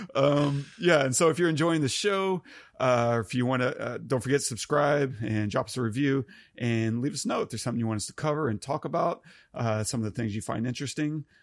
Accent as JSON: {"language": "English", "country": "United States", "said": "as an American"}